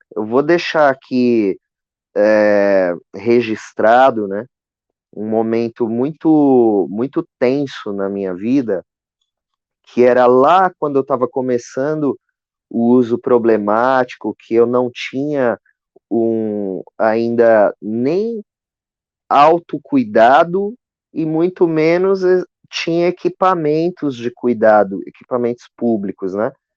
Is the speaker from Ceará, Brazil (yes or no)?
no; Osasco, São Paulo, Brazil; eu cresci aqui em Osasco, né, no, na periferia de Osasco